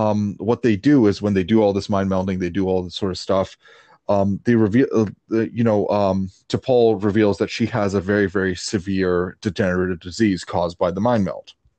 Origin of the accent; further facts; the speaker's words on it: Canada; I grew up in Canada.